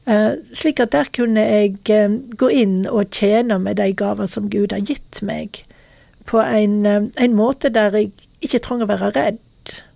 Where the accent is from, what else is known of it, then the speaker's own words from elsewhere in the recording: Norway; Det som var problemet i den tida, det var når jeg eh, var hjemme i Norge.